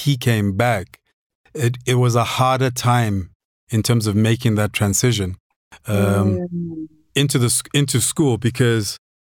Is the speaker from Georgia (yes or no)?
no; Maseru, Lesotho; now in South Africa; I learned Sesotho growing up in Lesotho